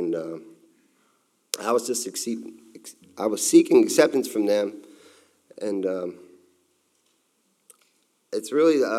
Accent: Delaware, United States; I was born in Delaware, and I was raised by my mother, a single mother

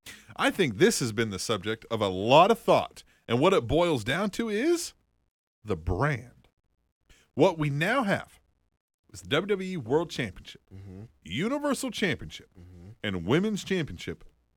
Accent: Scotland, United Kingdom; I'm Scottish. I need no help.

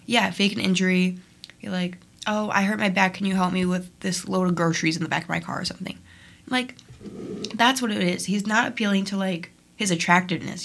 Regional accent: Niles, Illinois, United States; I'm from Niles, which is the mm-hmm. next town over

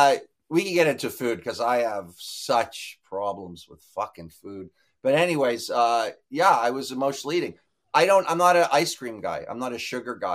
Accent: Toronto, Ontario, Canada; I grew up near Maple Leaf Gardens

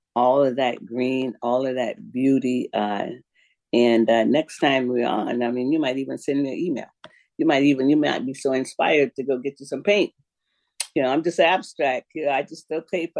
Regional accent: Florida, United States; now in Spokane, United States; I'm from Florida

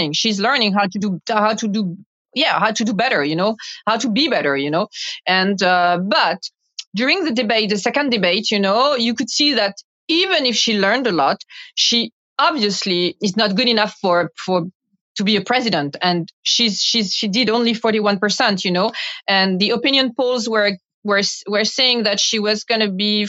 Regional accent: Paris, Île-de-France, France; English is a second language; my hometown, Paris

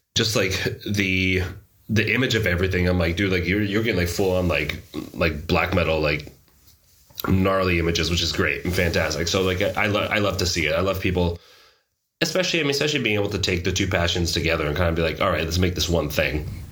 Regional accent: San Diego, California, United States; also born or lived in New York / Boston / Portland; now in Denmark; Portland was the longest place I've lived in outside my hometown of San Diego, and that was like for seven years before coming here to Denmark

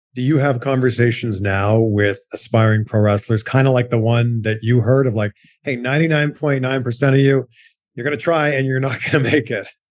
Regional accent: Canada; now in United States; back home to Canada

